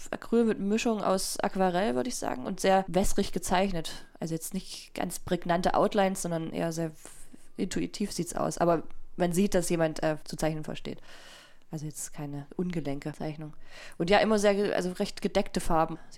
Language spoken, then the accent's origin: German; Leipzig, Saxony, Germany; ich komme ja aus Sachsen